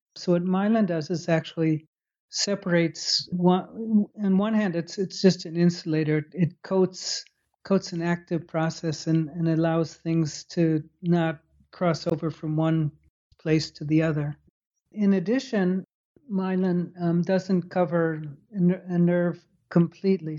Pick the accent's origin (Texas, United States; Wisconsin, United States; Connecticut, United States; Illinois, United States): Illinois, United States; Chicago; moved away as an adult; also born or lived in Purdue, Indiana / Baltimore / Holland / Scotland; I grew up in Chicago.